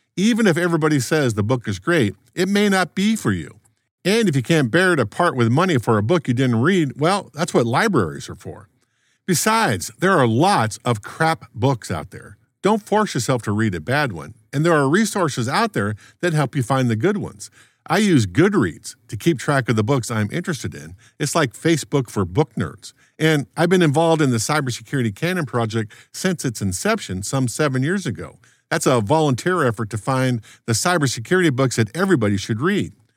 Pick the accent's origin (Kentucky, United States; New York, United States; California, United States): California, United States; Los Angeles; now in Maryland, United States; When I was a young lad growing up in the Los Angeles suburbs, late nineteen sixties